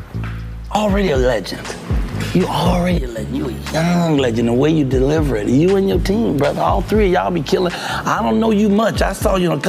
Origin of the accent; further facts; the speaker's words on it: Chicago, Illinois, United States; When we moved into the projects, Robert Teller homes